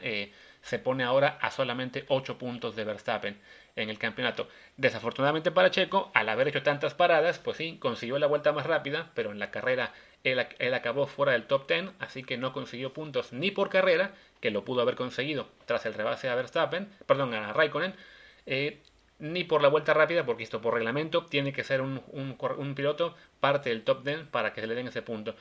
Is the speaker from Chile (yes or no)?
no; Mexico; como aficionados mexicanos